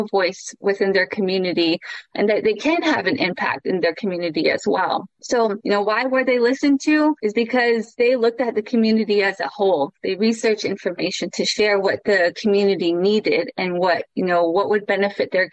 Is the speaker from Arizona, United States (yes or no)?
yes; Chinle, Arizona, United States; I am Navajo, coming from the Navajo Reservation, a small town called Chinle